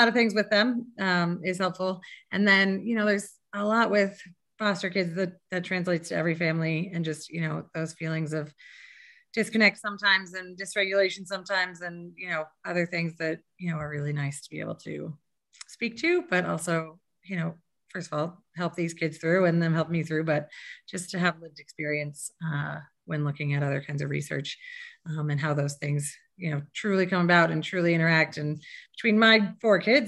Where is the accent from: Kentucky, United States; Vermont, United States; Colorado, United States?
Colorado, United States; Fort Collins; also born or lived in Boston; I'm from Fort Collins. I grew up here, actually in this house